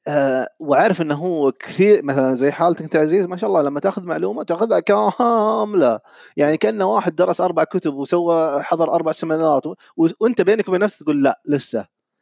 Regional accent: Saudi Arabia; moved away as an adult; now in Kuwait; من السعوديه انا حاليا عايش بالكويت

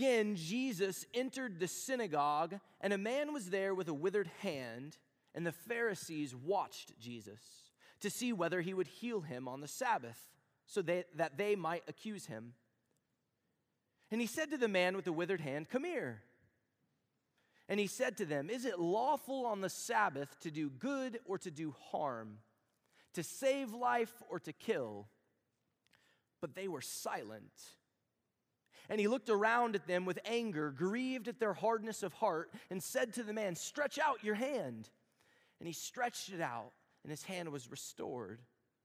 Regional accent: Texas, United States; moved away; I'm from Texas

